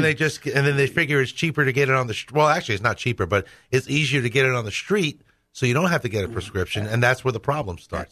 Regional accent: New York City, New York, United States; moved away; I grew up Catholic in New York City

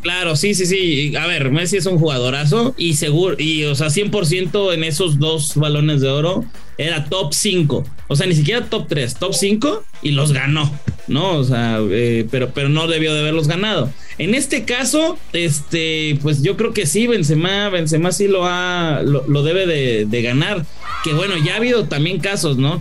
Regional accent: Mexico; Yo soy muy mexicano

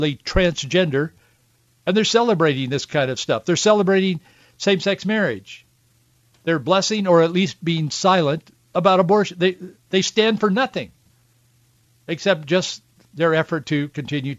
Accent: Yakima Valley, Washington, United States; as a kid growing up in the Yakima Valley, the fog would set in the wintertime

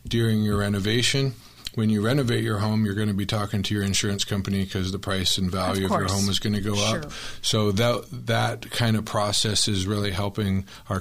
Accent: Tempe, Arizona, United States; I was born and raised in Tempe

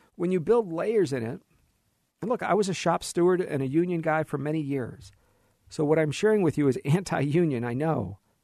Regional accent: United States; As an American

